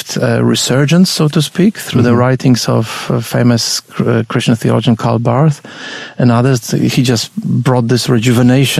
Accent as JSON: {"language": "English", "country": "Poland", "tie": "born or raised there", "second_language": "English", "moved": "as an adult", "lives_now": "Australia", "said": "I was born and bred in Poland until I was 21. Then I came to Australia in 1986. And that's when I learned to speak English. So that's why I still have an accent."}